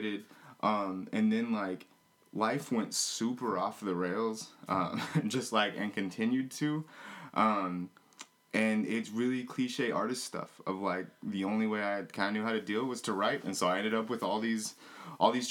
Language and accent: English; Oklahoma, United States; also born or lived in Twin Cities, Minnesota; now in Minneapolis-Saint Paul, United States; Twin City based, Red Dirt raised. Yeah, because I grew up in Oklahoma